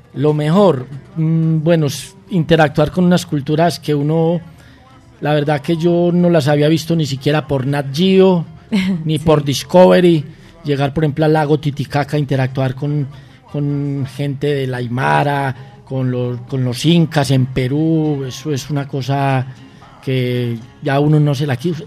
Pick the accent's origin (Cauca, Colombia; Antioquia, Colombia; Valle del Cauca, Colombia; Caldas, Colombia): Antioquia, Colombia; Medellín; me transporta inmediatamente a mi barrio, me trae aquí a Medellín